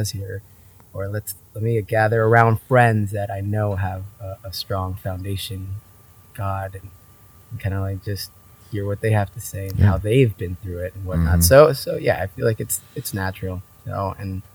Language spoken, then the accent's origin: English; Vista, California, United States; also born or lived in San Diego / Oregon; I was born in San Diego, but grew up in Vista, Oceanside area